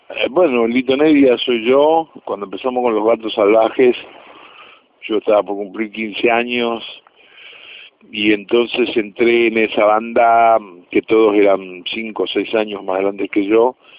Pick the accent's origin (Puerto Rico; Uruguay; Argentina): Argentina; Rosario, Santa Fe; nosotros como grupo rosarino